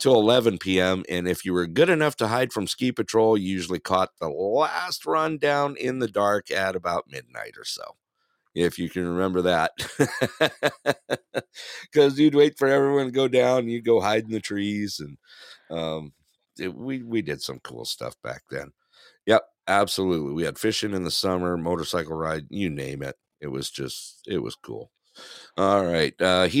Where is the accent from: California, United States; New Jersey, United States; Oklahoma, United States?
California, United States; Big Bear Lake; growing up in Big Bear